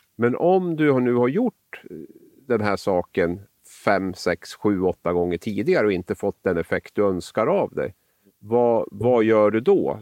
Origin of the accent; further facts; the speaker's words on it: Sweden; also born or lived in Norway; som svensk